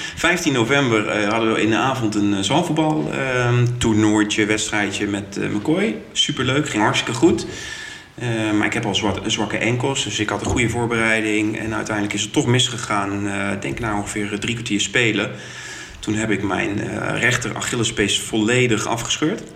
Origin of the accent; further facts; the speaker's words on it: Groningen, Netherlands; also born or lived in Utrecht / Den Bosch; now in Eindhoven, Netherlands; ik kom uit Groningen